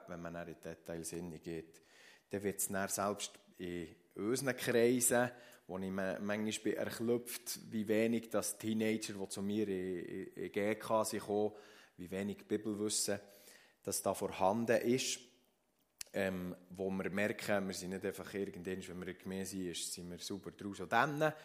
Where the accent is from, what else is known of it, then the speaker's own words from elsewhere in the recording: Switzerland; bei uns in der Schweiz